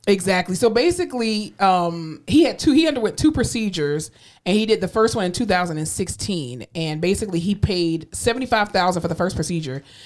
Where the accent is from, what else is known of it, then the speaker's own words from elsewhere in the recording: Florida, United States; moved away; also born or lived in Tallahassee; my home state, Florida